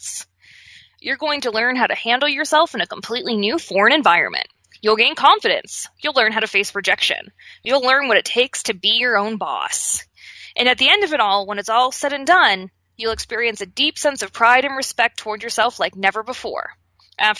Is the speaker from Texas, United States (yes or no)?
no; Pittsburgh, Pennsylvania, United States; As a kid growing up in Pittsburgh